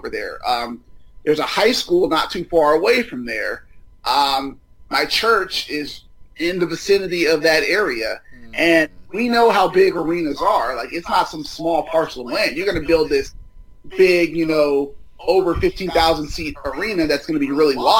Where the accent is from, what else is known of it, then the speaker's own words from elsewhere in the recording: Inglewood, California, United States; also born or lived in San Diego; This is home for me.